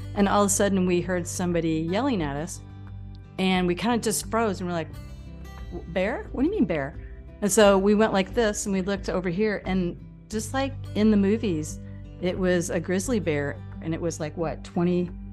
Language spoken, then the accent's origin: English; Illinois, United States; we're from Illinois